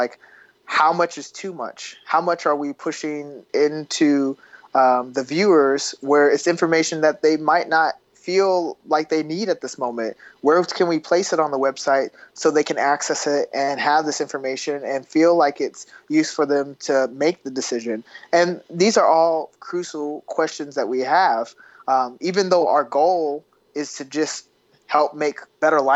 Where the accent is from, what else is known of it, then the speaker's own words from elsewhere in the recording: Kansas City, Missouri, United States; I was born in Kansas City, Missouri, on the border of Missouri and Kansas